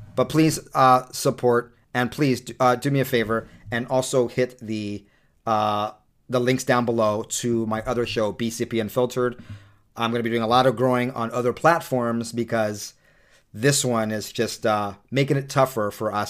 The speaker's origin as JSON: {"language": "English", "region": "California", "country": "United States", "tie": "born or raised there", "also_born_or_lived": "Harlem, New York", "moved": "yes", "lives_now": "Utah, United States", "said": "I grew up in California"}